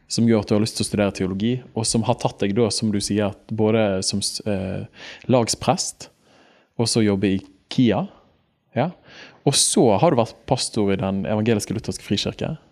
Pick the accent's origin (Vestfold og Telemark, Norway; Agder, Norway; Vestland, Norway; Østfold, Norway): Vestland, Norway; Bergen; Jeg er jo Åsane-gutt